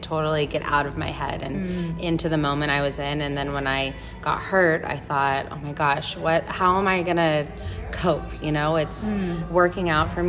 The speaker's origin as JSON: {"language": "English", "area": "Southern Orange County", "region": "California", "country": "United States", "also_born_or_lived": "San Diego, California / Raleigh, North Carolina", "moved": "as an adult", "lives_now": "Switzerland", "said": "I'm originally from Southern Orange County."}